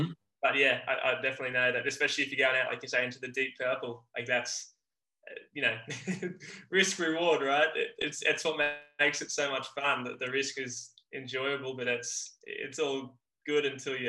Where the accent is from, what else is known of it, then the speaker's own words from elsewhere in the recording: Hawaii Kai, Hawaii, United States; Like when I'm from Hawaii Kai and we finish it.